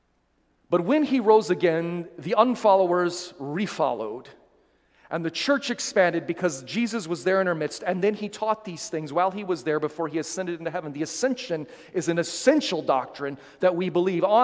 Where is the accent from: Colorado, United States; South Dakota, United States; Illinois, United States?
South Dakota, United States; moved away; my home state of lovely South Dakota